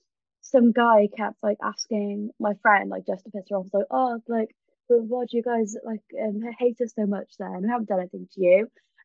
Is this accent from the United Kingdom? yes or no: yes; Wales, United Kingdom